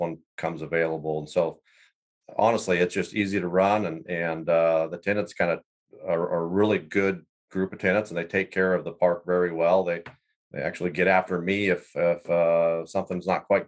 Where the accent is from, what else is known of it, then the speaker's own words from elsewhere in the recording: central Iowa, United States; moved away as an adult; also born or lived in Wyoming; I grew up in Iowa, central Iowa